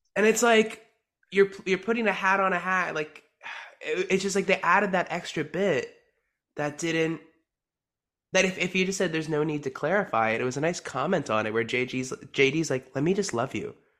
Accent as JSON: {"language": "English", "region": "New Jersey", "country": "United States", "said": "I am from New Jersey"}